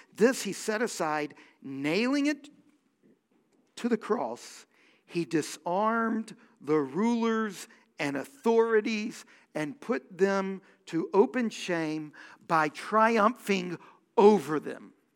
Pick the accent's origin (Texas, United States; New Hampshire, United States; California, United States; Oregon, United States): Texas, United States; Houston; I grew up in Houston